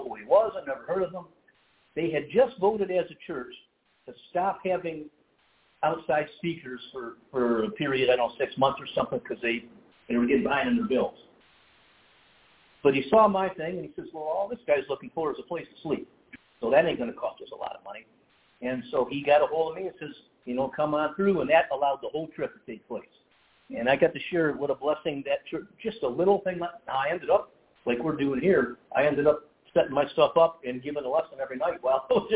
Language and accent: English; Detroit, Michigan, United States; now in Oshkosh, United States; I was born in Detroit